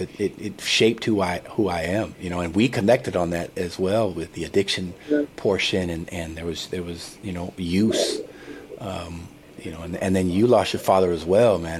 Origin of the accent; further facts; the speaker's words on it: San Diego, California, United States; I'm from San Diego originally, and I went to UCLA